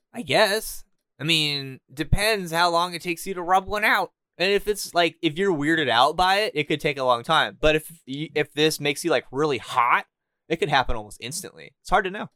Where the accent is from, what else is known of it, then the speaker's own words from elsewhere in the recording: Southern California, United States; moved away as an adult; now in Canada; I'm from Southern California, and I have been in Canada for a month now